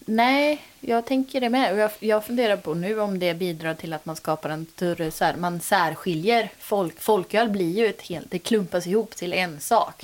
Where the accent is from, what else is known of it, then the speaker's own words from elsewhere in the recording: Götene, Västra Götaland, Sweden; now in Gothenburg, Sweden; Jag har varit eh, hemma nu på semestern i eh, Götene, där jag kommer ifrån